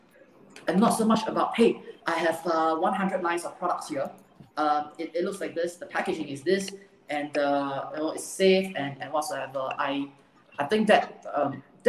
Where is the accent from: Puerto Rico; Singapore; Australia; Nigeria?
Singapore; I'm a true blue, born Singaporean based in Singapore